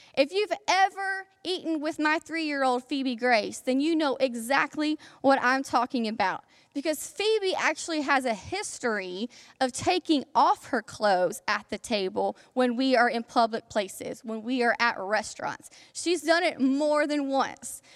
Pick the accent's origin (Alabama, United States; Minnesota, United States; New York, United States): Alabama, United States; South; I am from South Alabama, okay? And all of the stereotypes that you think about when you think about Alabamians, I, I fit all those stereotypes. So that was a part of my childhood. And I am very proud of my Alabama upbringing